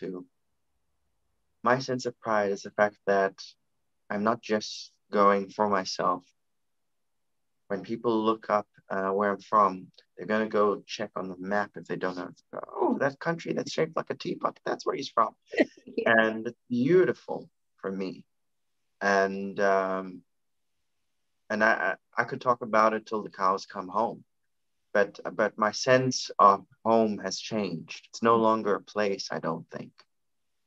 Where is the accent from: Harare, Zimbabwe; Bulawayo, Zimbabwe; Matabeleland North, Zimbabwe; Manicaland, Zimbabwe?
Bulawayo, Zimbabwe; moved away; also born or lived in Luveve; my identity as a person from Bulawayo